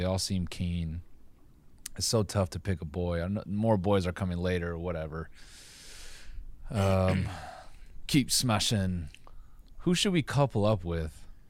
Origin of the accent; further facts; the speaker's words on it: Oxford, South East England, United Kingdom; It's just I'm from Oxford. I'm from Oxford.